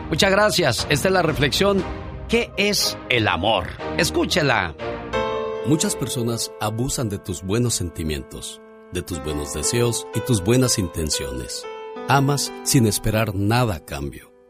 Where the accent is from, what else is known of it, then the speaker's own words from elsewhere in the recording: Mexico; moved away; porque un día salí de México, pero México nunca salió de mí.